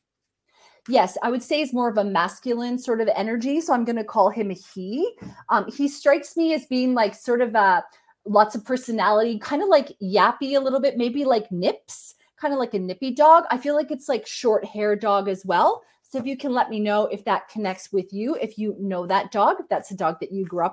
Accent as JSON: {"language": "English", "country": "Canada", "said": "I'm Canadian, so anybody who's not Canadian will have an accent to me"}